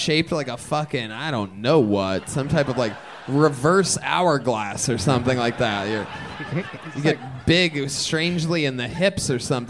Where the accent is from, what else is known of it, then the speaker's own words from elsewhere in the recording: Massachusetts, United States; I'm just visiting from Massachusetts. It's good to be here.